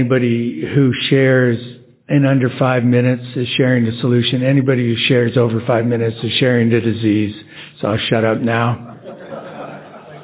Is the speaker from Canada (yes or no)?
yes; Edmonton, Alberta, Canada; I'm from Edmonton, Alberta, Canada